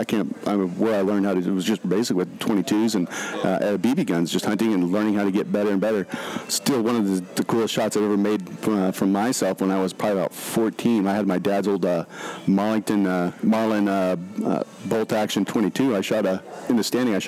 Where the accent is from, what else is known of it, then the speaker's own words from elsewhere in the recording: Idaho, United States; I was born and raised in Idaho up in a little area